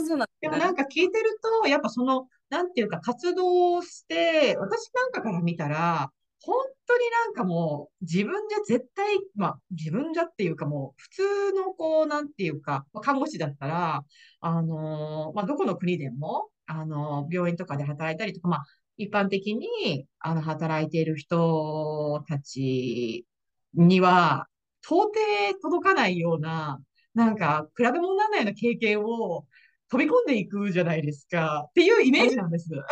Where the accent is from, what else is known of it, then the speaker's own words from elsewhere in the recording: Kanagawa, Japan; now in Florida, United States; 生まれは全然神奈川なんです